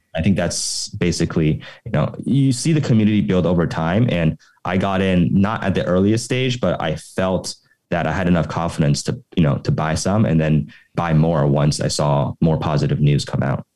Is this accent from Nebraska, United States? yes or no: no; Oklahoma City, Oklahoma, United States; moved away as an adult; also born or lived in Los Angeles / San Francisco / New York; now in Taipei, Taiwan; I grew up originally in Oklahoma City in the US and then went to study at UCLA